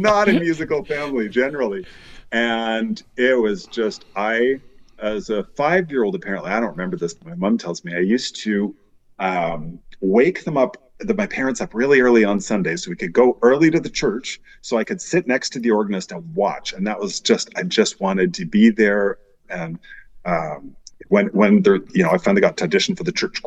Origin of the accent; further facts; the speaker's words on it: Vancouver, British Columbia, Canada; I grew up in Vancouver